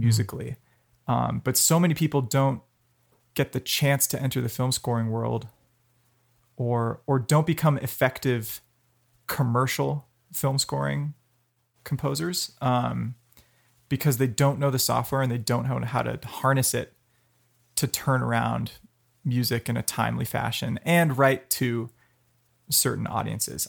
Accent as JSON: {"language": "English", "town": "Palo Alto", "region": "California", "country": "United States", "tie": "born or raised there", "said": "I grew up in Palo Alto, um, five blocks off Stanford campus"}